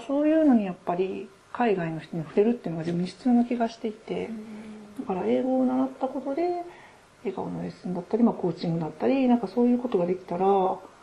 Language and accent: Japanese; Aichi, Japan; now in Gifu, Japan; 愛知で私もあれ育って、海がそばだったので